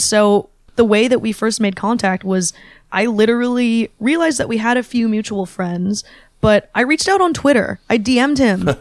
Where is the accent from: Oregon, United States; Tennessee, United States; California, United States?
California, United States; Bay Area; also born or lived in Shanghai; growing up in the Bay Area, there was always a big Chinese American population